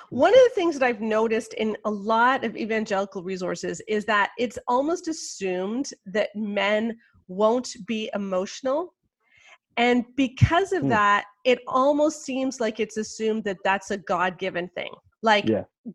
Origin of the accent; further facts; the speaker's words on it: Canada; I'm Canadian